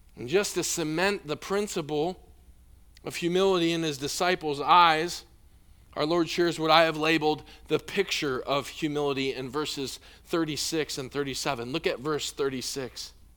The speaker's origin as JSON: {"language": "English", "region": "Illinois", "country": "United States", "tie": "born or raised there", "moved": "yes", "said": "I grew up in Illinois"}